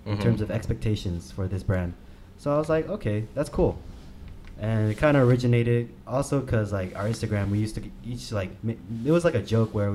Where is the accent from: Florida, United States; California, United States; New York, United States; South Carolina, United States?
California, United States; Arcadia; Came from the 66 area, Arcadia